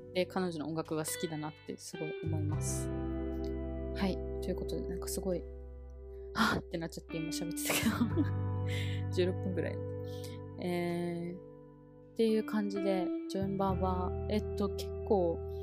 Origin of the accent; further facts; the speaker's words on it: Okinawa, Japan; now in Taiwan; 私の地元の沖縄